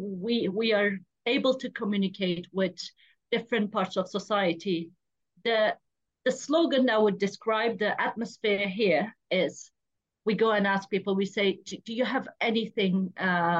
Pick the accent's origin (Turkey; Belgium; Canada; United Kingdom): Turkey; Diyarbakır, Diyarbakır Province; Diyarbakır, my hometown, where I'm from exactly